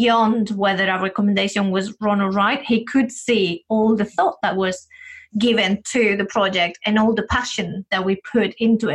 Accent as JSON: {"language": "English", "country": "Spain", "moved": "as an adult", "lives_now": "United Kingdom", "said": "when I came to the UK, I'm originally from Spain"}